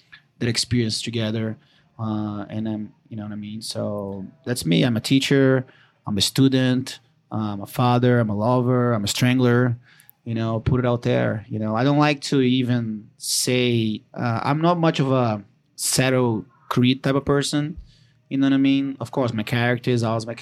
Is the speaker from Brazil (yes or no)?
yes; Brazil; English is a second language; moved away as an adult; I'm originally from Brazil